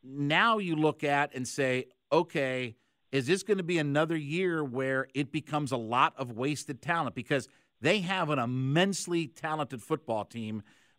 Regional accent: Ohio, United States; I grew up in Northeast Ohio, so I spent my whole life watching, you know, the Browns very intimately.

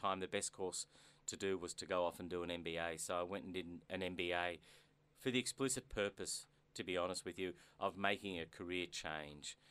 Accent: Melbourne, Victoria, Australia; I was born in Melbourne mm-hmm. to immigrant parents

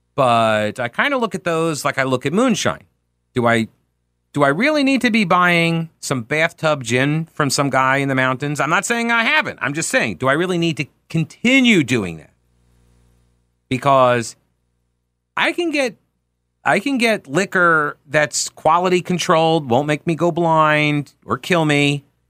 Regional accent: Long Island, New York, United States; now in Charlotte, United States; I'm from Long Island.

